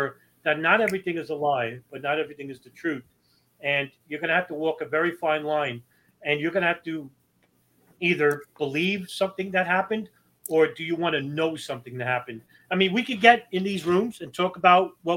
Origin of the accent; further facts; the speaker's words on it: New York City, New York, United States; I'm a New Yorker